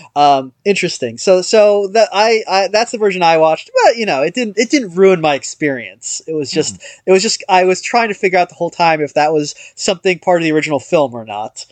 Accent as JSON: {"language": "English", "country": "United States", "said": "as an American"}